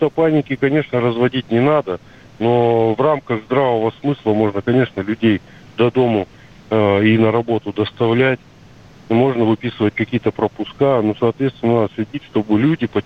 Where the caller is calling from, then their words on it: Krasnoyarsk, Krasnoyarsk Krai, Russia; Э, здравствуйте, да, звоню